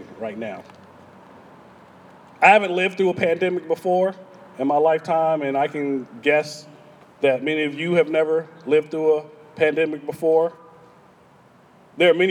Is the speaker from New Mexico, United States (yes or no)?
no; Texas, United States; I'm from Texas. I mean, we Texans